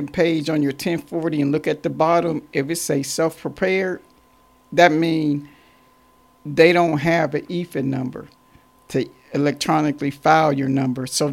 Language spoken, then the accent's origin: English; Warren, Ohio, United States; now in Columbus, United States; I'm originally from Warren, Ohio, 45 minutes north of Cleveland, Ohio. And I moved to Columbus, Ohio